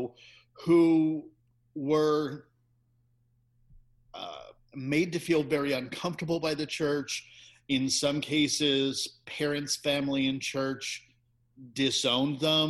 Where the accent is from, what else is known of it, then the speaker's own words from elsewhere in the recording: Bucks County, suburban Philadelphia, Pennsylvania, United States; when we moved from Philadelphia to suburban Philadelphia out in Bucks County, when I was probably about six, back in the 60s